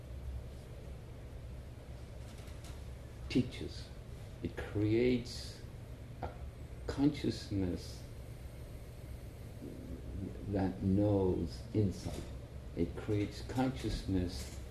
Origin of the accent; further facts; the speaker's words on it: Ireland; I'm from Ireland